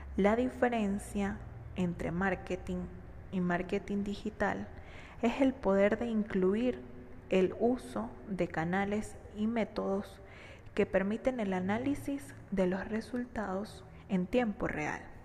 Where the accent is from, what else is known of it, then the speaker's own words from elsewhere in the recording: Venezuela; Soy economista, venezolana y completamente enamorada de mi país